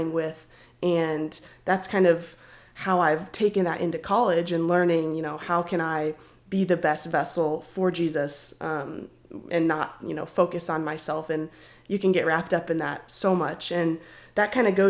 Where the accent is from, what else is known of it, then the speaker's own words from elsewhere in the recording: Arizona, United States; moved away as an adult; now in Oklahoma, United States; I'm from Arizona. So me and … from the same area. I went to school with … growing up